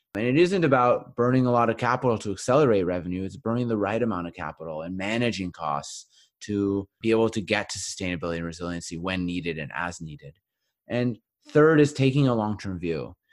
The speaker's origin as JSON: {"language": "English", "town": "Winnipeg", "region": "Manitoba", "country": "Canada", "tie": "born or raised there", "said": "my hometown of Winnipeg"}